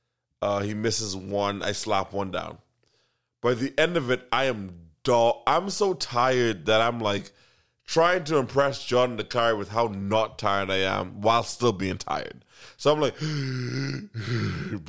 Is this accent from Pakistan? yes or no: no; Bahamas; I'm from the Bahamas